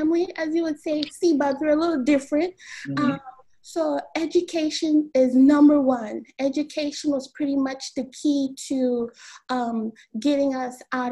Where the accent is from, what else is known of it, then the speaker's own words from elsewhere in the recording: Miami, Florida, United States; I was born and raised in the county of Dade, 305. So I was born in Miami-Dade.